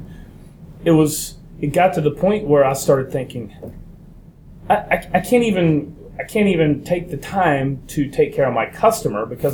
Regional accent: United States; I'm American

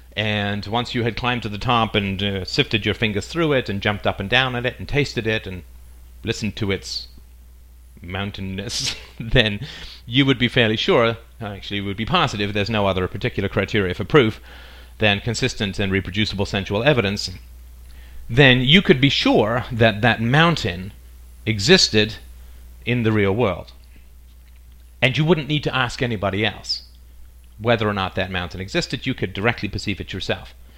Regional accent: England, United Kingdom; also born or lived in Ireland / South Africa; now in Canada; I currently live in Canada. I was born in Ireland. I grew up in England. I spent a little time in South Africa. Then I moved to Canada

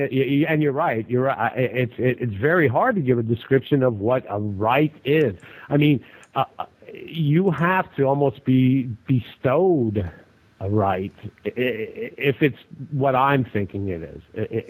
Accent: United States; Being an American

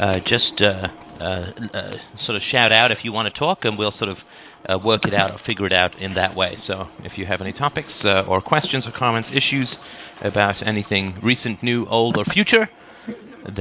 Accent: United Kingdom; accent: British; moved away; my British accent after having left the country 25 years ago

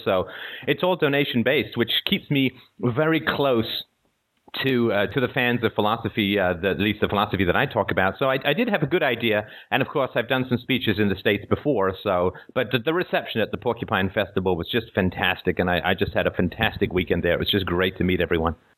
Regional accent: England, United Kingdom; also born or lived in Ireland / Africa; now in Toronto, Canada; I live uh, just outside of Toronto in Canada. I was born in Ireland. I grew up in England.

